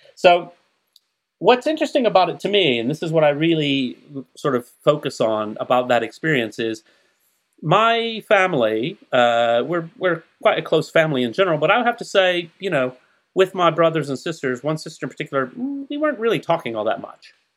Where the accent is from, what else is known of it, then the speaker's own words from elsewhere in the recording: Huntsville, Alabama, United States; where I grew up in Huntsville, Alabama